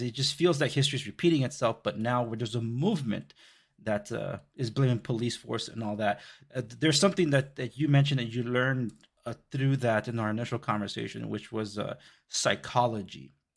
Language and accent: English; Compton, California, United States; I grew up in the Compton Watts border